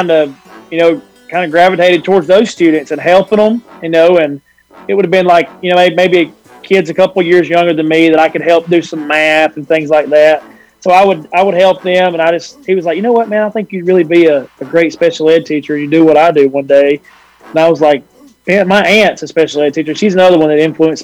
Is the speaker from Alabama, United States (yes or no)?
yes; Fyffe, Alabama, United States; my wife's from Crossville and I'm from Fife. So we both took jobs here at Crossville and got to come back home